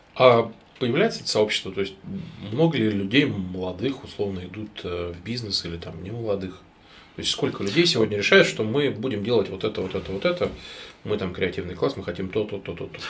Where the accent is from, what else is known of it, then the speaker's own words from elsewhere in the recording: Novokuznetsk, Kemerovo Oblast, Russia; Я сам вообще из Новокузнецка